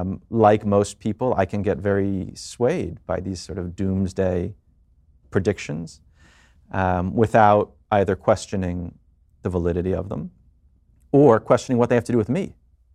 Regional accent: New York, United States; I am a dad, I'm a New Yorker, I'm a Jewish person, as we just said, and I'm a citizen of both America and the world.

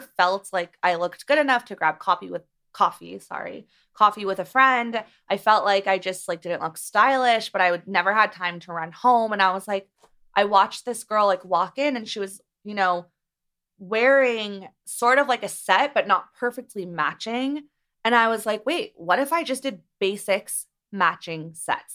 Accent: Beverly Hills, California, United States; I grew up here. I'm from Beverly Hills, and I went to Beverly Hills High School

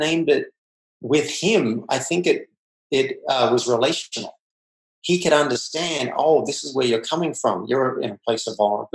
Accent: Australia; I grew up in Australia

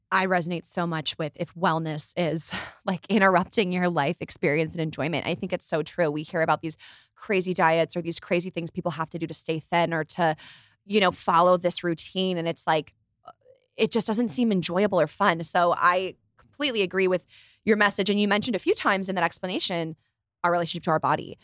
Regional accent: California, United States; also born or lived in Chicago; I was born in Chicago, but raised in California

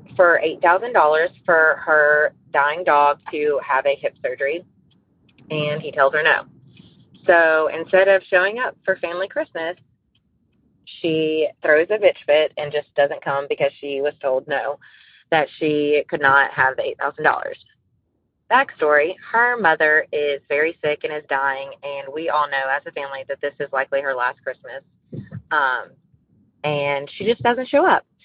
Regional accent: Louisiana, United States; I'm from Louisiana

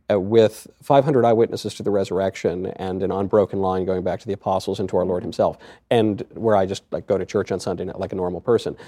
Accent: Westchester, New York, United States; I grew up in Westchester

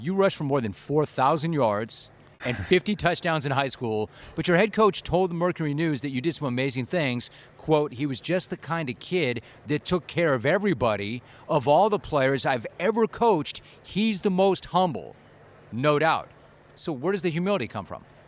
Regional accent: Southern California, United States; I'm a California native. I'm from Southern California

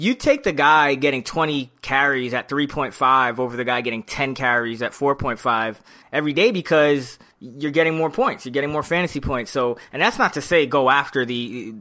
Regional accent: New York City, New York, United States; I'm from the Bronx

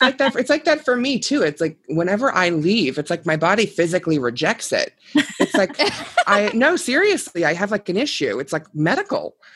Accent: Boston, Massachusetts, United States; now in New York City, United States; I'm from Boston

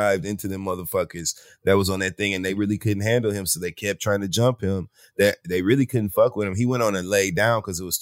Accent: Flint, Michigan, United States; I'm from Flint, Michigan

